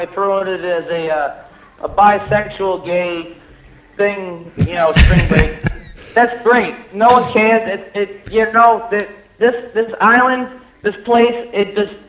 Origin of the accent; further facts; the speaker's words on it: Boston, Massachusetts, United States; now in Key West, United States; I'm from Boston.